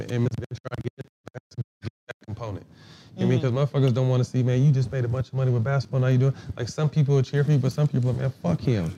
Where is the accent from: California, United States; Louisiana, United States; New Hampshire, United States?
California, United States; Sacramento; I grew up in Sac.